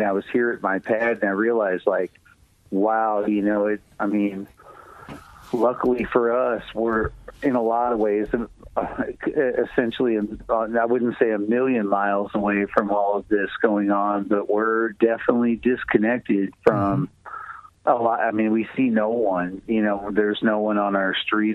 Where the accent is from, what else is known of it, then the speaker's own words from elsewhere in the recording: Tennessee, United States; moved away as an adult; also born or lived in Nashville, Tennessee; when I grew up in Tennessee, I lived out on a farm